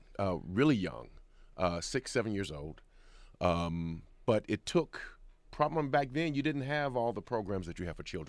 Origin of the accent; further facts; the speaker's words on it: Indianapolis, Indiana, United States; No, I'm from Indianapolis.